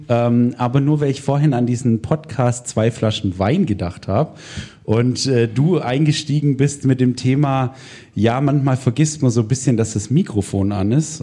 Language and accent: German; Swabia, Germany; moved away; ich komme ursprünglich aus der Gegend, wo der Kollege herkommt. Wir sind Schwaben, genau, wir sind Schwaben